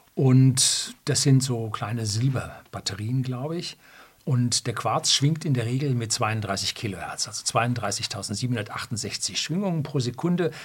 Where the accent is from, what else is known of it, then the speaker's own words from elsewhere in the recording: Germany; bei uns in Deutschland